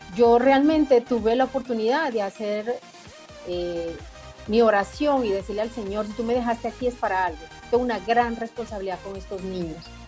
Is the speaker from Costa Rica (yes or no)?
no; Guatemala; now in Guatemala City, Guatemala; yo nací en un pueblo, yo no conocía como la cabecera del departamento